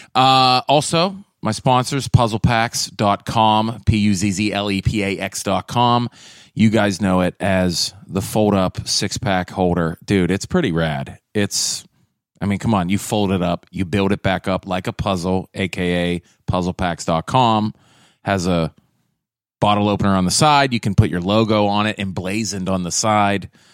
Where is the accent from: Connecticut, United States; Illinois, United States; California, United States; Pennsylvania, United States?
Pennsylvania, United States; Pittsburgh; I'm from Pittsburgh